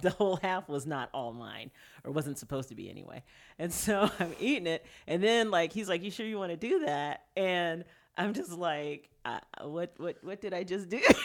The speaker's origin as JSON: {"language": "English", "town": "Tyler", "region": "Texas", "country": "United States", "tie": "born or raised there", "also_born_or_lived": "Houston, Texas", "moved": "as an adult", "said": "I grew up in Tyler, Texas. I was born in Houston"}